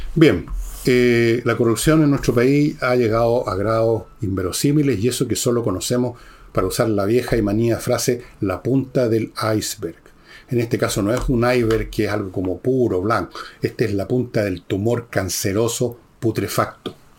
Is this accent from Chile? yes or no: yes; Chile; como chileno